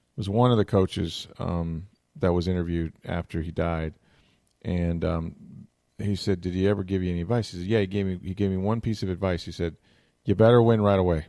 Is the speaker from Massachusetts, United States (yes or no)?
no; Tampa, Florida, United States; I grew up in Tampa Bay